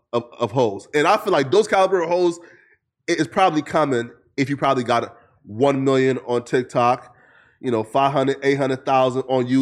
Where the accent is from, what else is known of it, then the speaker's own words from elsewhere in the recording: Lofa County, Liberia; I'm from Lofa County, so like, our dialect is called Lorma.